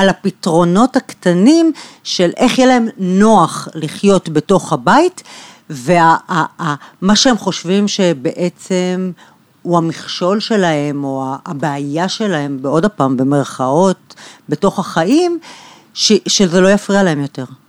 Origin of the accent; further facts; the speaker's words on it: Bat Yam, Tel Aviv District, Israel; נולדתי בבת ים, גדלתי שם